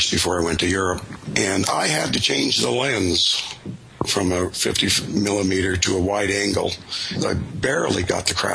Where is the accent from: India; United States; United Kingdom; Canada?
Canada; I'm a Canadian